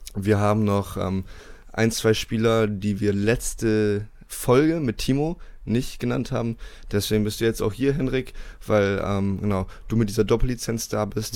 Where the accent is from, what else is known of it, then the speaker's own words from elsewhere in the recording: Bremerhaven, Bremen, Germany; moved away as an adult; also born or lived in United States; als ich 18 war, mhm. bin ich aus Bremerhaven weggegangen und dann nach Amerika ähm, aufs College